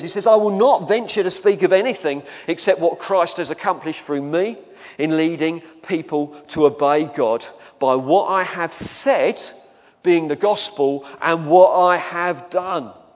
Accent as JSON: {"language": "English", "region": "England", "country": "United Kingdom", "said": "we're English."}